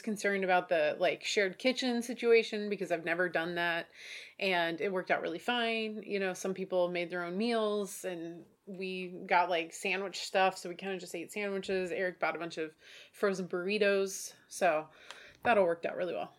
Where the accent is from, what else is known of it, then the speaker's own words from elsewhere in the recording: Oregon, United States; we're from Oregon